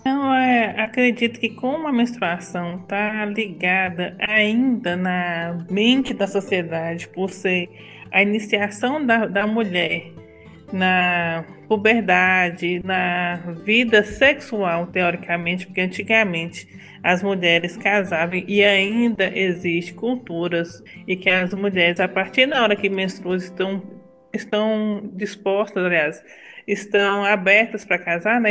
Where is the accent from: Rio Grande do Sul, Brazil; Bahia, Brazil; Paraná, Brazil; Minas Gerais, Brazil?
Minas Gerais, Brazil; Brasília de Minas; Eu sou mineira, nasci aqui nessa cidade de Minas e sempre morei aqui.